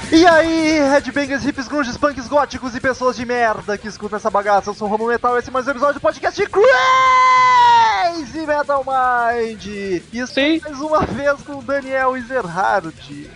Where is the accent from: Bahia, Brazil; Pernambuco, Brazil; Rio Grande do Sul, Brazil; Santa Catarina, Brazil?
Rio Grande do Sul, Brazil; Gaúcho; nós três somos gaúchos, a gente tá na outra ponta do país